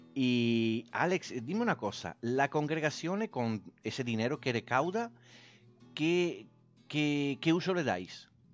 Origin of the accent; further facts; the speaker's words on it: Italy; moved away; Yo soy italiano